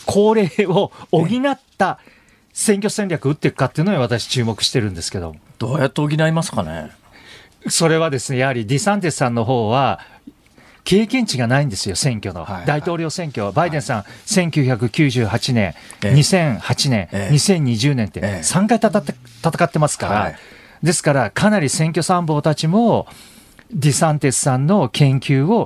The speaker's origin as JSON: {"language": "Japanese", "region": "Shizuoka", "country": "Japan", "said": "のファンでした"}